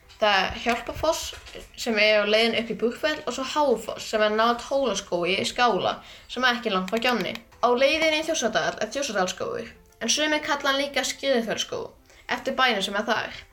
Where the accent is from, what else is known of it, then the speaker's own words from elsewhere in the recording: Hvolsvöllur, Southern Region, Iceland; er frá Kólsvöldi sem er á Suðurlandi.